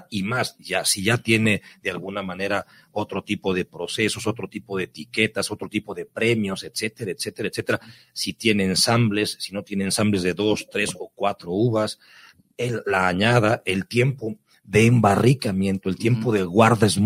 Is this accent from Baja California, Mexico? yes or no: yes; Ensenada, Baja California, Mexico; si es de mi tierra, pues qué tanto mejor, si es de Ensenada